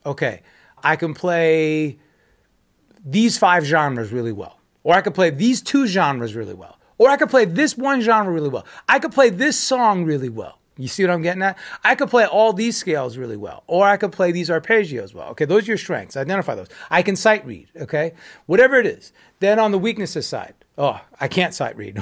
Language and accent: English; United States; speaking from, as an American